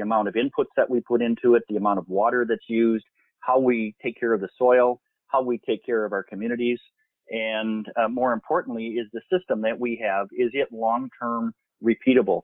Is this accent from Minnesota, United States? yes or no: yes; Minnesota, United States; I'm from Minnesota